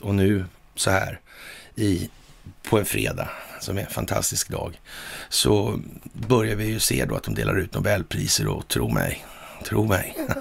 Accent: Sweden; som svensk

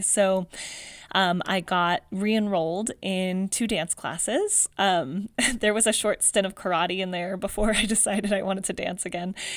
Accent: Palmdale, California, United States; I grew up in Palmdale, California

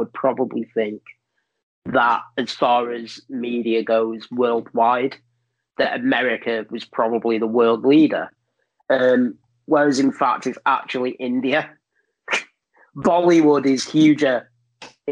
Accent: United Kingdom; as you can probably tell from my accent, I am not from down south. I'm not from near London.

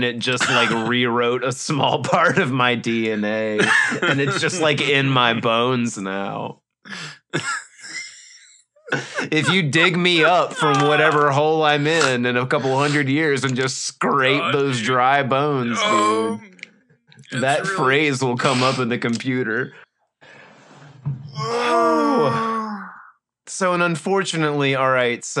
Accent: Mississippi, United States; Growing up in Mississippi is weird

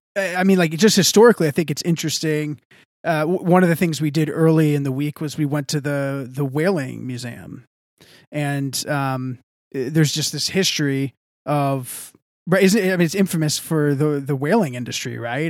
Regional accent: Texas, United States; I'm from the South. I'm from Texas

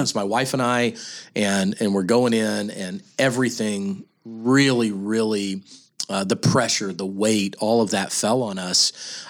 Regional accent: Kansas City, Missouri, United States; we're both from Kansas City

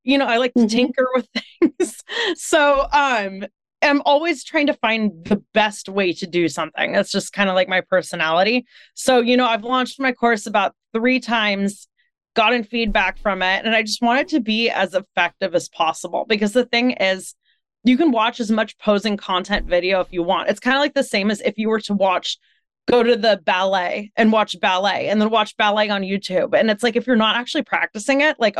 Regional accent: California, United States; moved away as an adult; also born or lived in New York; I moved back from New York to California in 2019 to help take care of my parents. So that's why I'm like, you know, back home in California instead of living in New York

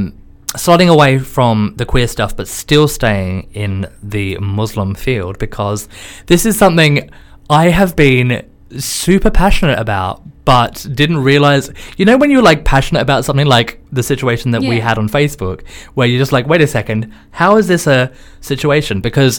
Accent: Australia; now in London, United Kingdom; so for me, being an Australian

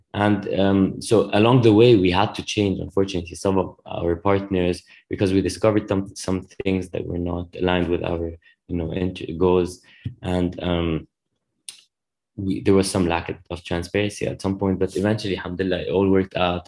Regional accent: Lebanon; moved away as an adult; now in United States; I grew up in Lebanon

